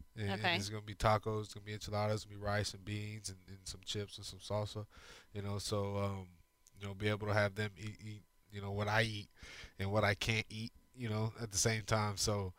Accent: Arizona, United States; moved away as an adult; also born or lived in New Mexico; now in Houston, United States; I grew up in Arizona

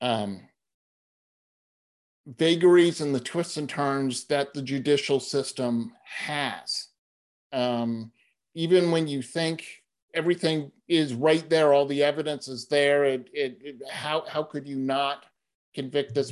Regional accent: Boston, Massachusetts, United States; moved away; I'm originally from Boston. I was living in Boston at the time

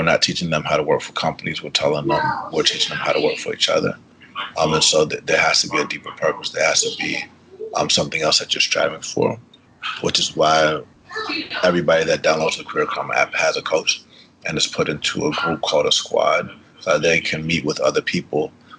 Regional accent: Atlanta, Georgia, United States; first language Spanish; English is a second language; growing up in Atlanta

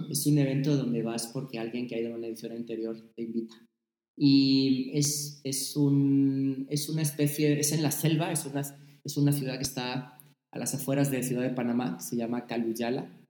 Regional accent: Mexico; Ah, pues yo de México.

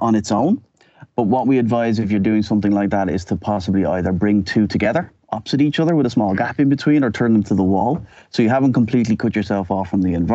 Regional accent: Dublin, Leinster, Ireland; moved away as an adult; now in Amsterdam, Netherlands; born and bred in Dublin, left Ireland in 1993

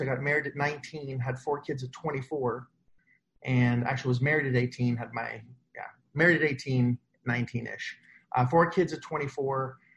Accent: Canada; now in United States; I'm Canadian

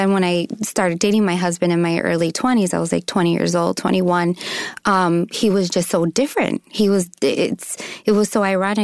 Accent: Chicago, Illinois, United States; moved away as an adult; also born or lived in Mexico; I'm from Chicago. I'm a city girl

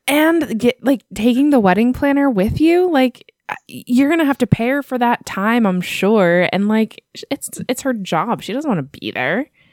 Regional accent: United States; I'm American

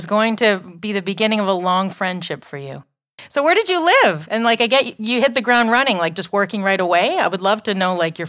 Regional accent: Canada; I don't know how many Americans come up as much as Canadians went down because we were like the little bro

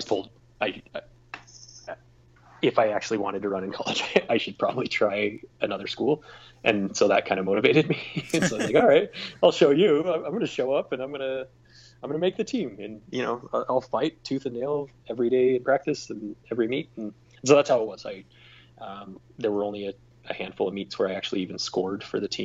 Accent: Hermiston, Oregon, United States; We're just from Hermiston, Oregon

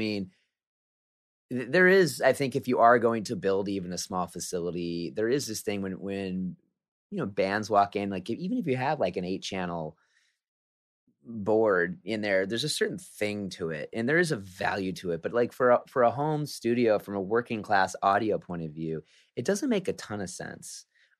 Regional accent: Sioux City, Iowa, United States; now in Bay Area, United States; Sioux City, Iowa, my hometown.

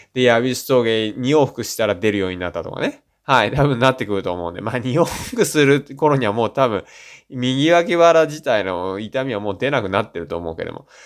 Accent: Shizuoka, Japan; 僕静岡県出身なんで

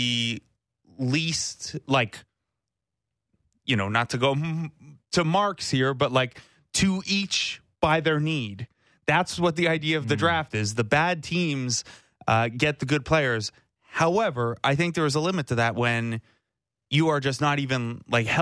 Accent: Canada; we're Canadian

